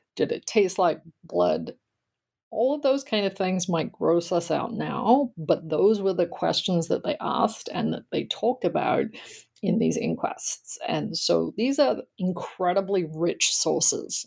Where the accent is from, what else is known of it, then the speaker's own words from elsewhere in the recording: Australia; moved away; I grew up in Australia and I attended college there.